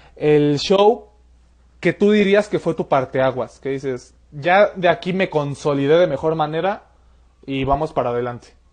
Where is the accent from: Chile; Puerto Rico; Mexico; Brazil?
Mexico; Mexico City; yo soy de la Ciudad de México, no soy de Pachuca